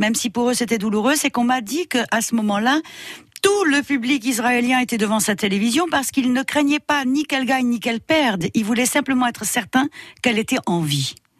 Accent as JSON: {"language": "French", "country": "Morocco", "tie": "born or raised there", "moved": "yes", "said": "je suis née au Maroc, mais toutes mes vacances, je les passais en Bourgogne"}